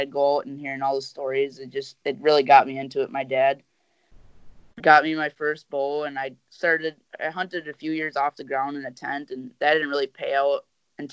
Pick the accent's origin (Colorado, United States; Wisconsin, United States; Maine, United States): Wisconsin, United States; I'm from Wisconsin